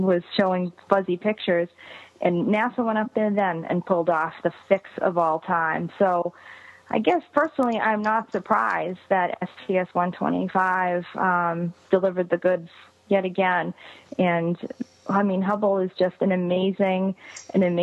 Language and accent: English; Massachusetts, United States; I'm from Massachusetts